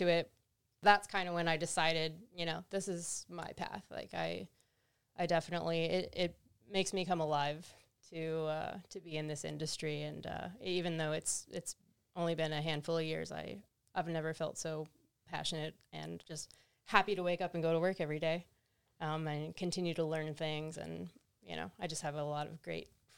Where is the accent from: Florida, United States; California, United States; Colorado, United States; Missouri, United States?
Florida, United States; Central; now in Eugene, United States; I'm from Florida, like Central Florida too